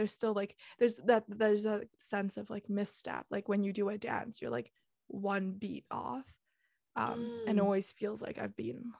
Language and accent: English; Singapore; also born or lived in Netherlands / Hong Kong; my passport's there. I've kind of grown up there. But if you look at it, I've spent the least time in Singapore, 3-4 years max. And I spent 6.5 years in the Netherlands and 8 years in Hong Kong.